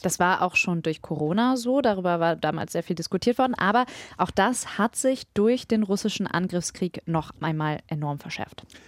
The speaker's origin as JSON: {"language": "German", "area": "Ruhr area", "region": "North Rhine-Westphalia", "country": "Germany", "said": "Ich komme ja aus dem Ruhrgebiet"}